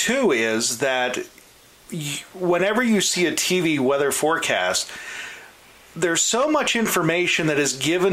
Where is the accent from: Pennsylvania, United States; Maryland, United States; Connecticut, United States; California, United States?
Pennsylvania, United States; Butler County; moved away as an adult; I'm originally from Butler County